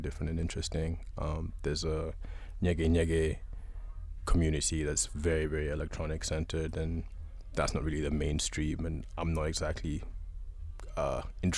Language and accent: English; Uganda; I'm from Uganda. I'm born and raised, but sort of been up and down and around